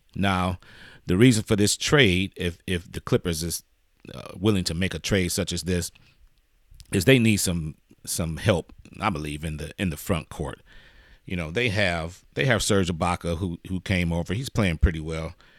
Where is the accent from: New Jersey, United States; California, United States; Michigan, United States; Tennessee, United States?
Michigan, United States; Detroit; moved away; I'm originally from Detroit